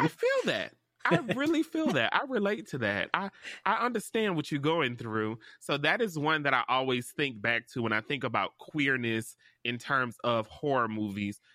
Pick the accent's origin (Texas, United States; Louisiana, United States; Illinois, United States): Louisiana, United States; I'm from Louisiana